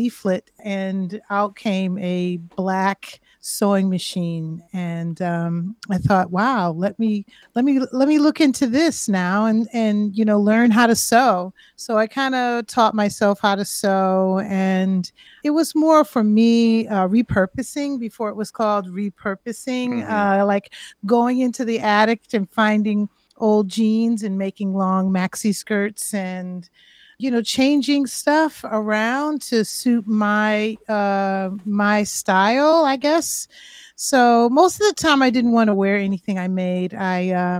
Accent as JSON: {"language": "English", "town": "Springfield", "region": "Massachusetts", "country": "United States", "tie": "born or raised there", "said": "I grew up in Springfield"}